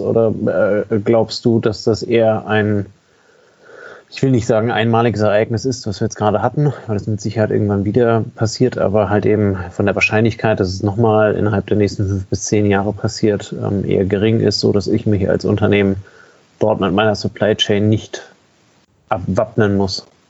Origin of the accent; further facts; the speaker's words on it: Germany; bei uns in Deutschland